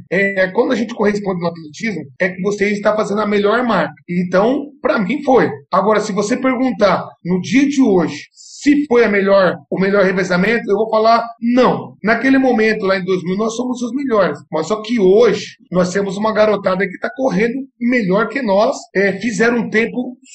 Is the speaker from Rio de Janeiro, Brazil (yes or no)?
no; Lençóis Paulista, São Paulo, Brazil; also born or lived in Satuba; now in Presidente Prudente, Brazil; Saí de Lençóis Paulista, eu fui para Satuba, onde tive um ótimo treinador lá